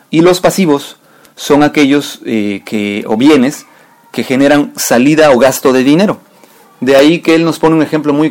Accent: Mexico; nosotros como mexicanos

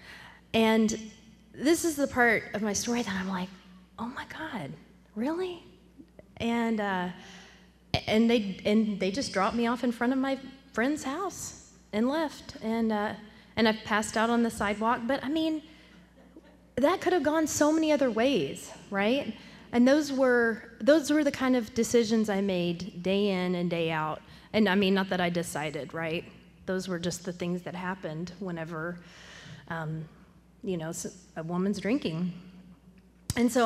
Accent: Temple, Texas, United States; I'm from Temple, which is about an hour north of Austin

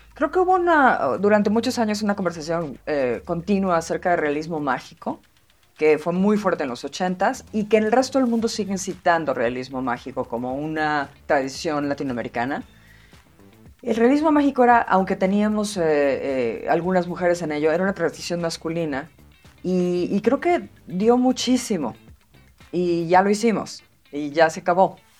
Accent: Mexico City, Mexico; yo crecí en Tlatelolco

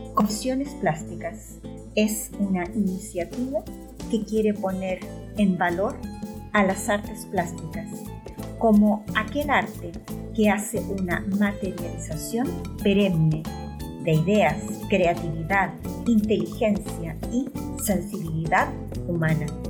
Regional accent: Chile; now in Madrid, Spain; mujer, nacida en Chile, pero ya hace unos 30 años que también soy española

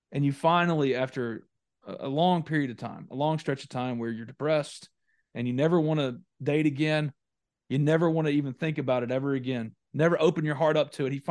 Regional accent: New Albany, Mississippi, United States; my hometown of New Albany, Mississippi.

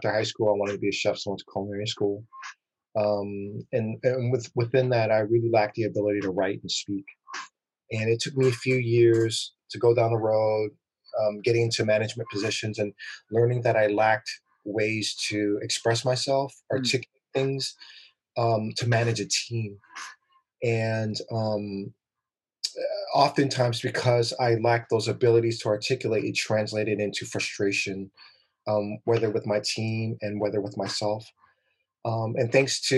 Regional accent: Oakland, California, United States; I grew up in Oakland

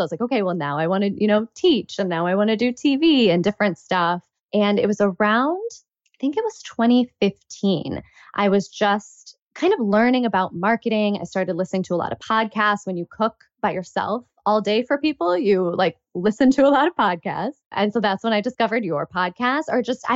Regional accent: United States; also born or lived in Chicago / New York City; my personal background is Pakistani. I'm American, but because that's my heritage

